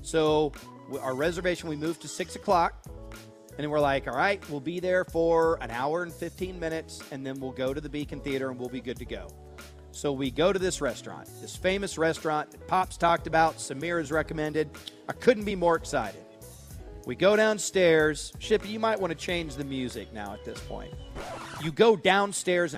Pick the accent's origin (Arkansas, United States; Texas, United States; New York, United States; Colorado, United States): Texas, United States; Dallas; Oh, Dallas